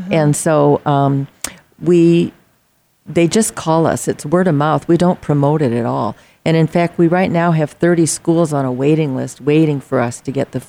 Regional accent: South Dakota, United States; moved away as an adult; now in Arizona, United States; I'm from South Dakota

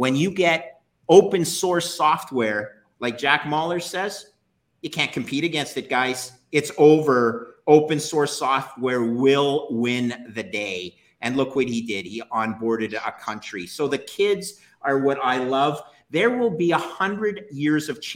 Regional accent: Canada; I'm Canadian.

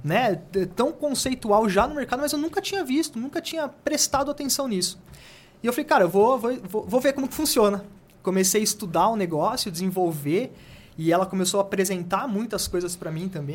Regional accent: Jundiaí, São Paulo, Brazil; eu sou de Jundiaí

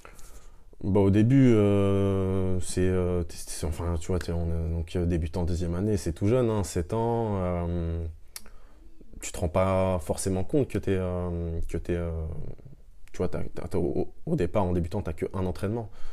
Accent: Le Havre, Normandy, France; also born or lived in Caen; on est à Cocry et on est vraiment dans le quartier où j'ai grandi

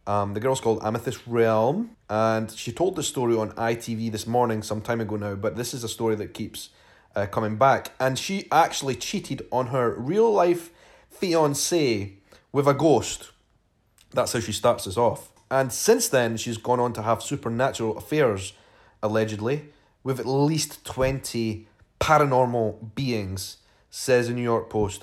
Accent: Edinburgh, Scotland, United Kingdom; accent: Scottish; I am a vlogger from Edinburgh in Scotland.

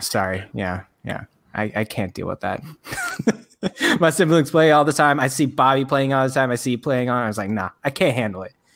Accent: Frisco, Texas, United States; my hometown, uh, Frisco, Texas

